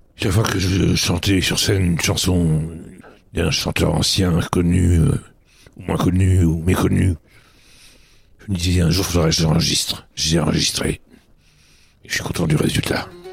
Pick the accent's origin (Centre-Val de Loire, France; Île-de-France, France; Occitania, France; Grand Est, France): Île-de-France, France; Paris; je suis né à Paris